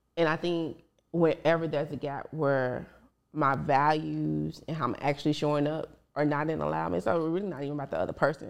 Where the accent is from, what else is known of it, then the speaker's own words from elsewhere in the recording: Dallas, Texas, United States; I'm from South Oak Cliff, Dallas, Texas